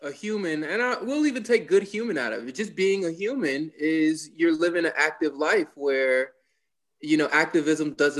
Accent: Georgia, United States; moved away as an adult; also born or lived in Columbia, Missouri / Gainesville, Florida; Born and raised in Georgia

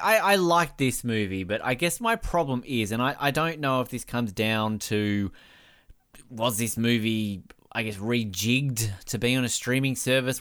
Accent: Australia; as an Australian

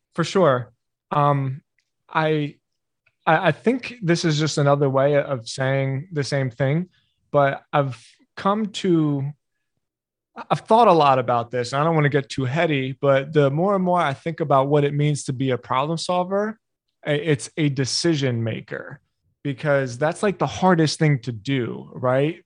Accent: Philadelphia, Pennsylvania, United States; I grew up in Philly

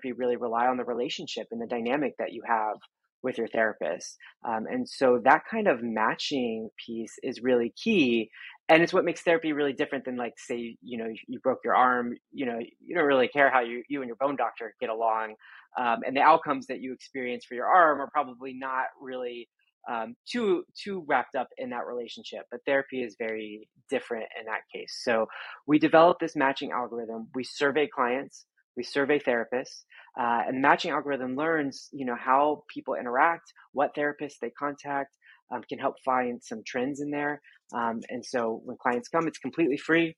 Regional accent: Texas, United States; I grew up in Texas

